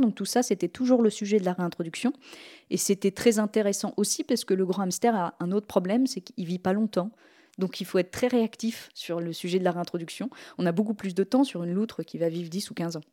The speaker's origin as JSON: {"language": "French", "region": "Normandy", "country": "France", "tie": "born or raised there", "said": "j'ai été élevée par des potiers un petit peu hippies en Normandie"}